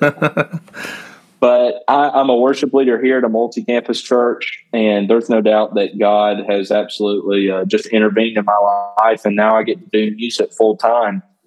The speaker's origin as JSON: {"language": "English", "region": "Northwest Georgia", "country": "United States", "tie": "born or raised there", "said": "I grew up in Northwest Georgia"}